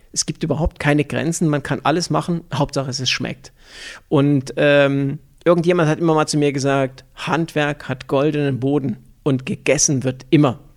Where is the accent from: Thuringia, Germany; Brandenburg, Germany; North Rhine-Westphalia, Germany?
Thuringia, Germany; Und äh, wir sind in der Nähe von Erfurt aufgewachsen, wir haben dort auch gelebt